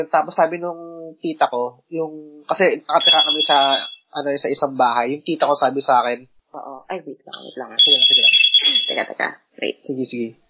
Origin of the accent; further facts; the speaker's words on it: Mandaluyong, Metro Manila, Philippines; nung bata ako, nung yung bahay namin sa Mandaluyong